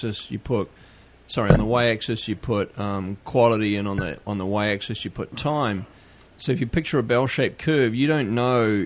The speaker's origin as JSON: {"language": "English", "country": "New Zealand", "tie": "born or raised there", "accent": "New Zealand", "moved": "as an adult", "lives_now": "United States", "said": "Born and raised in New Zealand"}